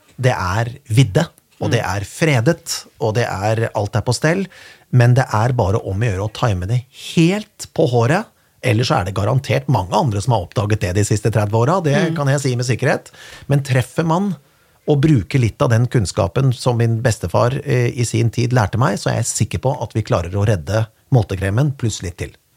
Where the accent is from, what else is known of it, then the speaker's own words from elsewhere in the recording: Kongsberg, Buskerud, Norway; moved away; i min hjemby Kongsberg